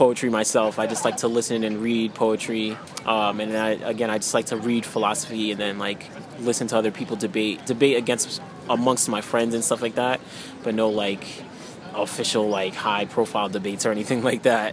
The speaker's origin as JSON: {"language": "English", "town": "New York City", "region": "New York", "country": "United States", "tie": "born or raised there", "also_born_or_lived": "Connecticut", "said": "I was born and raised in New York City, in Queens."}